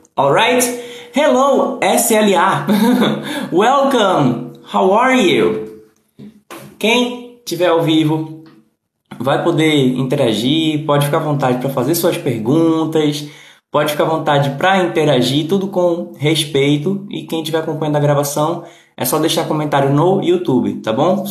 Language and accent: Portuguese; Recife, Pernambuco, Brazil; Não, não sou de Portugal. Eu sou do Recife, Pernambuco